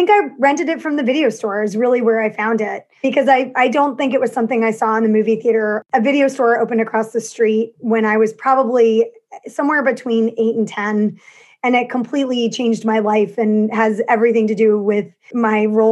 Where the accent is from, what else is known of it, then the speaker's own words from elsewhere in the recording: New York City, New York, United States; I grew up in New York. I grew up in the neighborhood that After Hours was shot in. I grew up in Soho